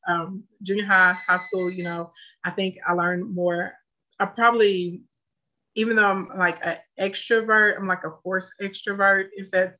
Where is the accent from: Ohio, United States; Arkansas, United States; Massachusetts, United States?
Arkansas, United States; Scott; I grew up in a place called Scott. So it's really country, like no sidewalks, no street lights